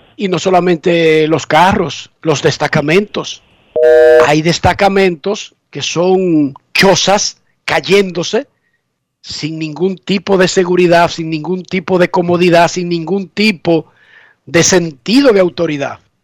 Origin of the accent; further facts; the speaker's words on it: Buenos Aires de Herrera, Distrito Nacional, Dominican Republic; yo soy de Buenos Aires, de Herrera